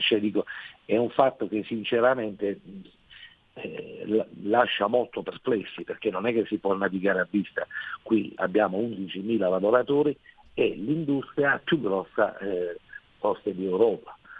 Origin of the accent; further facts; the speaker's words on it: Taranto province, Apulia, Italy; qui in particolare della nostra provincia che è una delle più importanti della Puglia